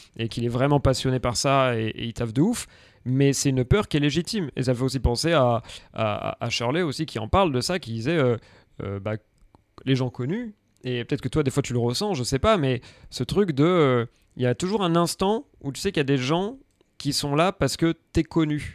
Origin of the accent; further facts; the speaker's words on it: Aix-en-Provence, Provence-Alpes-Côte d'Azur, France; also born or lived in Paris; now in Marseille, France; je viens d'Aix